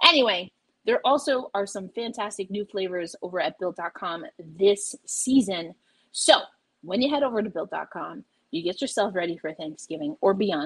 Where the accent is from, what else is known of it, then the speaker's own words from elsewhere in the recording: New York, United States; I'm a New Yorker through and through